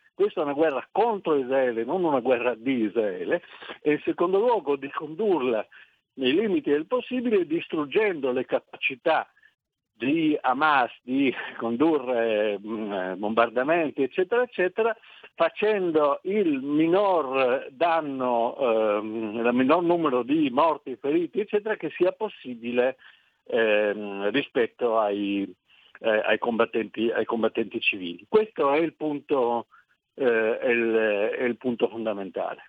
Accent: Milan, Lombardy, Italy; io sono nato a Milano nel 1941

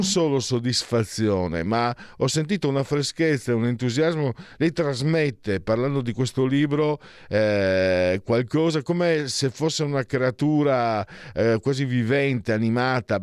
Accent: Friuli-Venezia Giulia, Italy; io da bambino, in Friuli, io vengo dal Friuli

